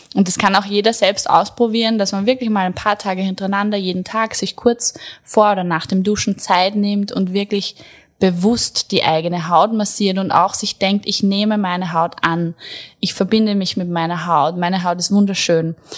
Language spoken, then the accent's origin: German; Attersee, Upper Austria, Austria; moved away; Ich komme eigentlich aus Oberösterreich, vom Attersee. Hab dort mit 16, ich habe die Schule abgebrochen, habe dann eine Friseurlehre gemacht